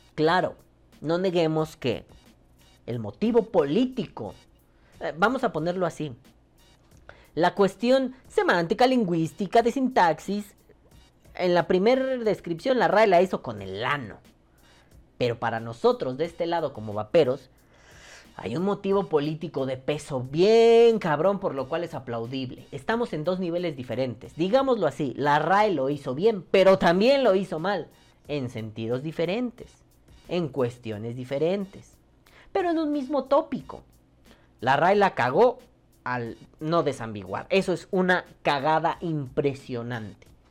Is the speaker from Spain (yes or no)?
no; Mexico; como mexicano